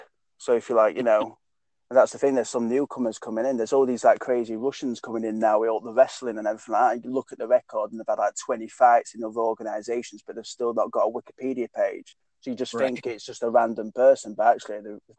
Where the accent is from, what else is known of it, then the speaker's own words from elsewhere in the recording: Doncaster, Yorkshire and the Humber, United Kingdom; a guy who's from my hometown, Mark Diakese, and he's from Doncaster